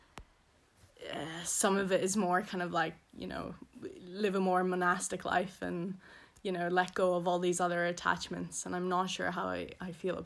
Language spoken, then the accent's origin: English; Belfast, Northern Ireland, United Kingdom; accent: posh Belfast; moved away; I'm from Belfast originally. The posh part of Belfast. So I also have a posh Belfast accent.